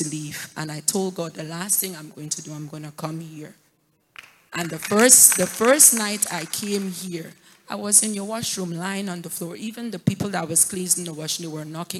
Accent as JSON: {"language": "English", "region": "Ontario", "country": "Canada", "said": "I'm from Ontario"}